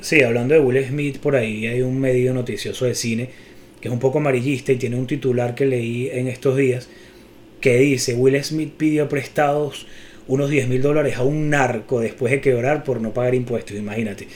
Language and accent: Spanish; Venezuela; somos venezolanos